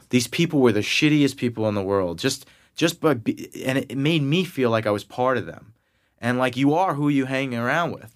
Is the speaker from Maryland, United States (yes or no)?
no; Massapequa, New York, United States; accent: Long Island; I grew up in Long Island, you know, in New York, um, hence my Long Island accent that will come out